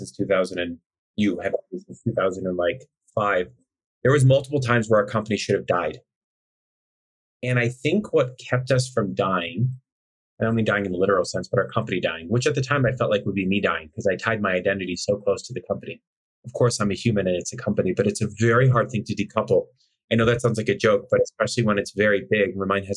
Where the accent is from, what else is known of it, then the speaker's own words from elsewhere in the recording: Chicago, Illinois, United States; I'm from Chicago. We grew up in a middle to upper class neighborhood